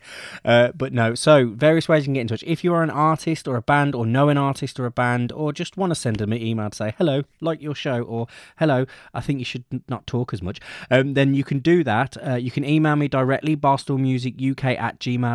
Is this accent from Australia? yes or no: no; Birmingham, West Midlands, United Kingdom; my hometown of Birmingham